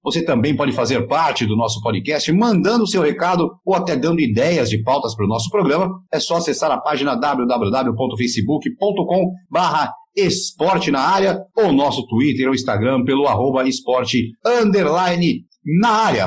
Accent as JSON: {"language": "Portuguese", "town": "Jaú", "region": "São Paulo", "country": "Brazil", "said": "eu sou aqui de Jaú também"}